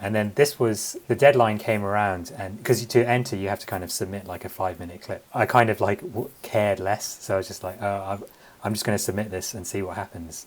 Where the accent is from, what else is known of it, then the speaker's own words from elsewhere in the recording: London, United Kingdom; My family is Sri Lankan, uh, but I was born and raised in London